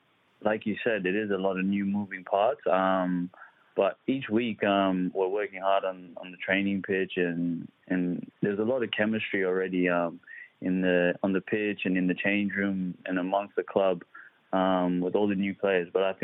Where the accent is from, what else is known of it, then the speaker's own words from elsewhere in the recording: Adelaide, South Australia, Australia; moved away as an adult; also born or lived in Nairobi, Kenya / Melbourne / Sydney / Greece; now in Perth, Australia; we moved to Adelaide, actually. I grew up in Adelaide, so I spent probably up until I was about 18 there.